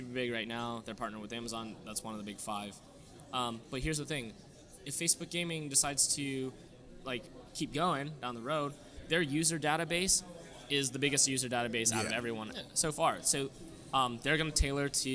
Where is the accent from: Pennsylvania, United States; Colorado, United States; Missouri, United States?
Pennsylvania, United States; Pittsburgh; I'm from Pittsburgh